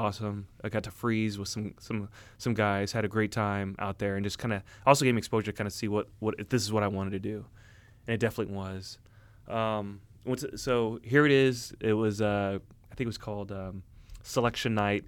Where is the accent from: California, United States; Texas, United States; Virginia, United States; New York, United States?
California, United States; Orange County; I grew up in Orange County, California